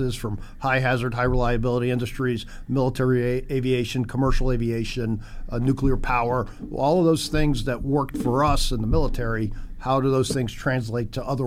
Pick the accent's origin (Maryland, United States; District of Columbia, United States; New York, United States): District of Columbia, United States; Washington; moved away as an adult; I grew up in Washington, D.C. area